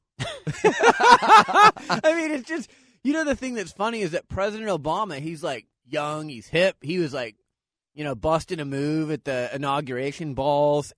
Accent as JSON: {"language": "English", "town": "Phoenix", "region": "Arizona", "country": "United States", "said": "I'm from Phoenix"}